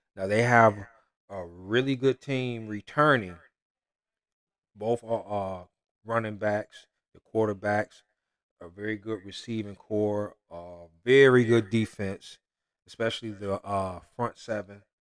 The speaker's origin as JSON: {"language": "English", "region": "Michigan", "country": "United States", "said": "I'm from Michigan"}